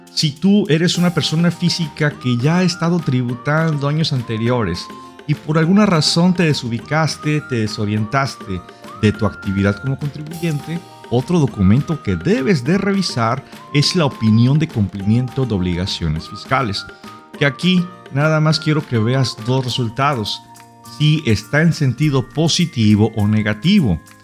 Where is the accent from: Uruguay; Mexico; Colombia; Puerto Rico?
Mexico; Nosotros como mexicanos